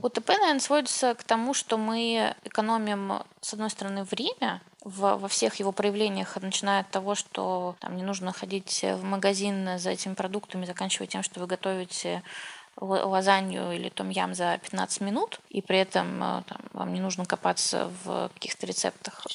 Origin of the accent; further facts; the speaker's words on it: Saint Petersburg, Russia; now in Moscow, Russia; Я сама родилась в Питере